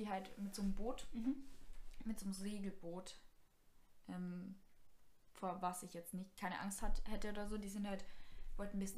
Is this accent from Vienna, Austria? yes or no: no; Kuchl, Salzburg, Austria; Und ich war ja. mal, ähm, bei uns in Kuchel gibt es so einen Club